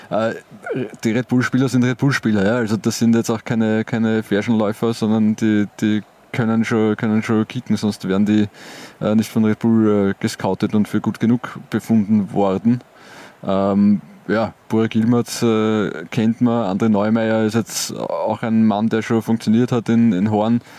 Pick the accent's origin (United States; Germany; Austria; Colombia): Colombia; German is a second language; vielleicht hat, hatten wir als Kolumbianer hatten wir wahrscheinlich gar nicht so viel lange Hosen.